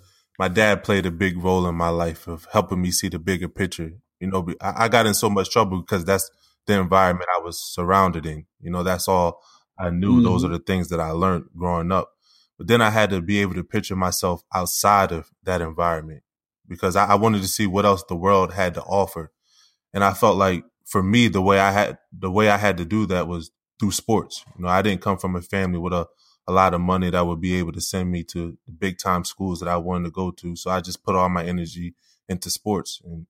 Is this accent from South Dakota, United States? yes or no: no; Wilmington, Delaware, United States; when I was growing up in Wilmington, Delaware